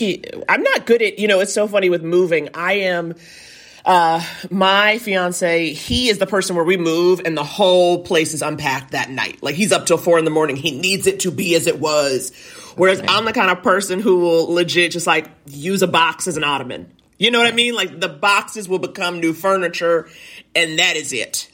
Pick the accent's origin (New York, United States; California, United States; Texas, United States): New York, United States; I was born and raised in New York